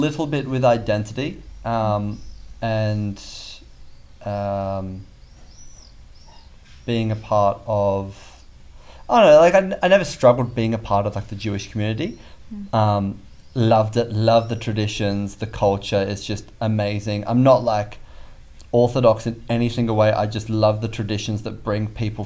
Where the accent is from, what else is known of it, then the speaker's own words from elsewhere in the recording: Bellingen, New South Wales, Australia; now in Bondi, Australia; home, like, for me, doesn't feel like home where I grew up in Bellingen